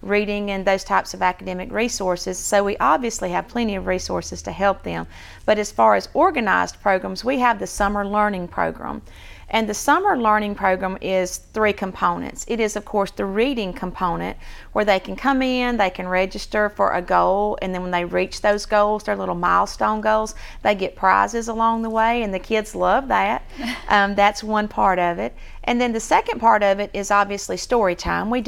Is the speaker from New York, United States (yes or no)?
no; Sylacauga, Alabama, United States; I'm from Sylacauga. I moved here in the fourth grade, so this is home